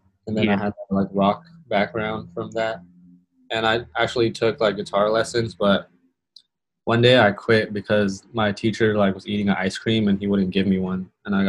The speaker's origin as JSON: {"language": "English", "town": "Long Beach", "region": "California", "country": "United States", "said": "I was always influenced by hip hop and rock because I'm from Long Beach. So it's like a lot of like a melting pot, I guess."}